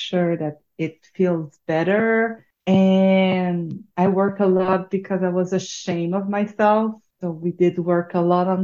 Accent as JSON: {"language": "English", "region": "Quebec", "country": "Canada", "tie": "born or raised there", "accent": "French", "said": "So I'm born and raised in Quebec. So I'm born an hour away from Montreal, and right now I'm in Montreal. So that's the French accent you are hearing right now."}